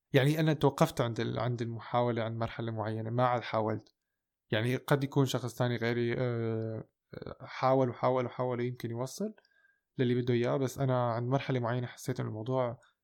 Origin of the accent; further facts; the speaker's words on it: Damascus, Damascus Governorate, Syria; moved away as an adult; also born or lived in Golan Heights; now in Germany; كنت مولود وسكنت بالشام لحد 2014 أه، بس أنا أهلي من الجولان وموجود حاليا بألمانيا من خمس سنين